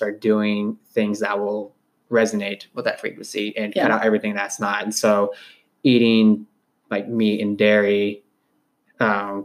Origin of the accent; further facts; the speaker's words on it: California, United States; moved away as an adult; also born or lived in Los Angeles; now in Kansas City, United States; I grew up with in California